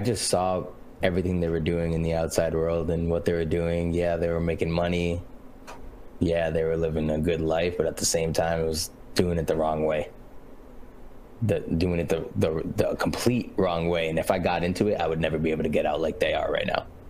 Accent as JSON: {"language": "English", "town": "New Bedford", "region": "Massachusetts", "country": "United States", "tie": "born or raised there", "said": "I am originally born and raised in New Bedford, Massachusetts, which is a small little whaler city on the East Coast"}